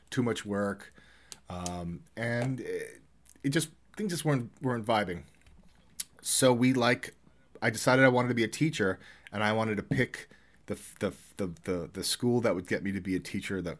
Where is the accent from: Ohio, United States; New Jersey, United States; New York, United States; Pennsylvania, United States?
New York, United States; So, yeah, no, I love it here. I I love it. I mean, I'm I still feel like I'm a New Yorker, but I I love it here.